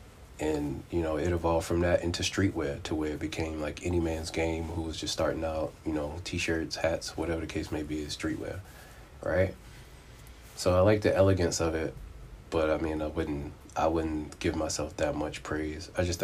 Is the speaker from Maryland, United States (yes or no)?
yes; Baltimore, Maryland, United States; I'm originally from Baltimore, but I've kind of lived, like, everywhere.